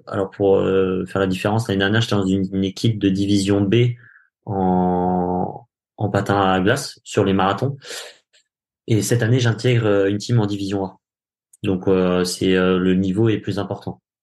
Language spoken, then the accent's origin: French; France; nous en tant que Français